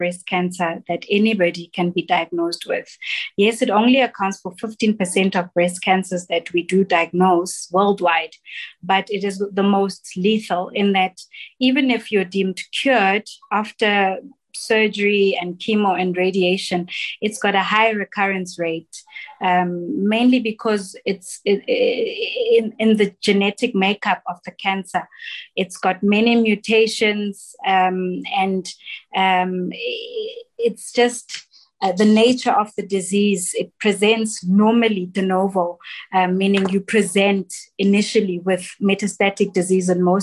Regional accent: Soweto, Gauteng, South Africa; I grew up in Soweto

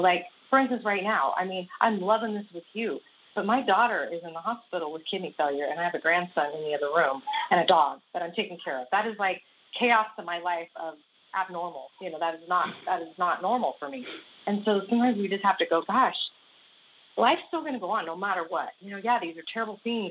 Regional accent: Las Vegas, Nevada, United States; moved away; I grew up in Las Vegas

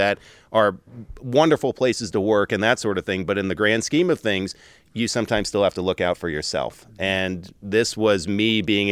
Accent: New York, United States; moved away as an adult; also born or lived in Portland, Oregon; born and raised in New York

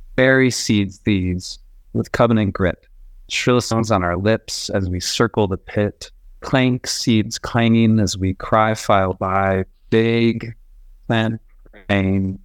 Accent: Boise, Idaho, United States; now in Bogota, Colombia; I'm from Boise.

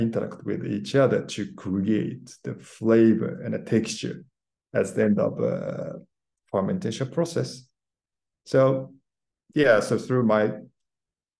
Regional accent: Kyoto, Japan; moved away as an adult; now in London, United Kingdom; I was born in Japan, grew up in Kyoto, okay, surrounded by beautiful nature

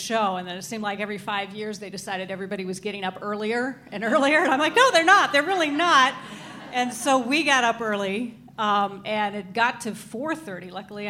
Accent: Oregon, United States; moved away as an adult; also born or lived in Arizona / Texas / California; now in Minnesota, United States; I was born in Arizona, and I spent my formative years until I was 18 in Oregon. Mm-hmm. Went to college there for a couple of years. Went to the University of Texas, graduated from there.

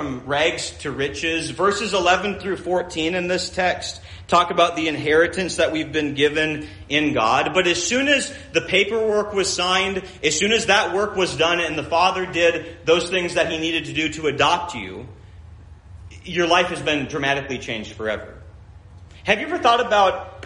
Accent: Minnesota, United States; When I grew up in Minnesota

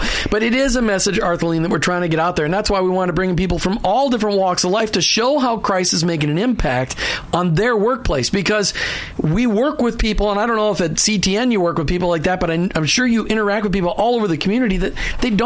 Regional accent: Midwest, United States; Martha and I grew up in the Evangelical Free Church in the Midwest

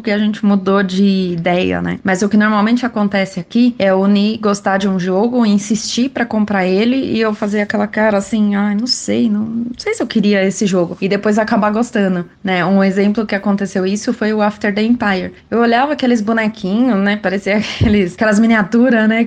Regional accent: São Paulo, Brazil; sou de São Paulo.

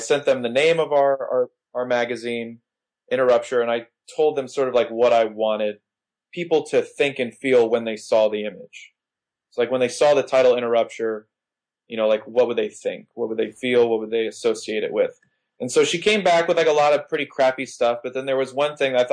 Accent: Miami, Florida, United States; I grew up in Miami.

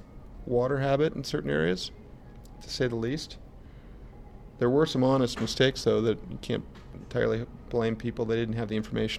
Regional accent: Colorado, United States; I grew up in Colorado in a ski town

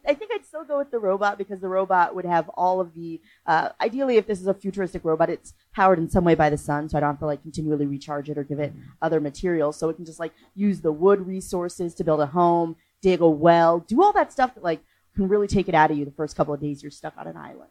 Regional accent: North Carolina, United States; moved away; also born or lived in Boston; I'm originally from North Carolina, but I spent enough time in Boston to have a bad attitude

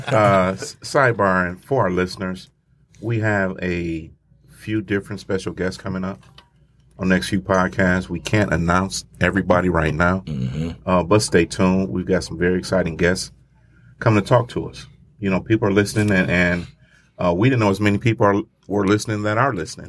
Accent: Grand Rapids, Michigan, United States; my hometown

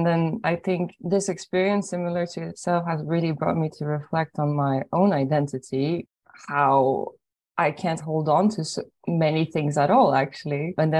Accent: Ireland; also born or lived in Poland; I was born in Poland and then I grew up in Ireland. And so I'm almost half and half.

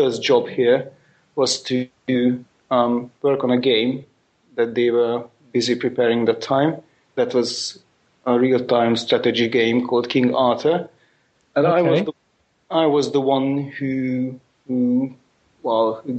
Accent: Budapest, Hungary; first language Hungarian; English is a second language; I'm from Hungary, Budapest

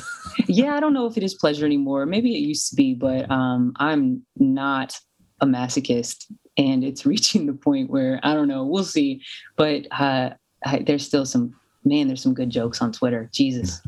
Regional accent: Louisville, Kentucky, United States; moved away as an adult; my hometown in Louisville.

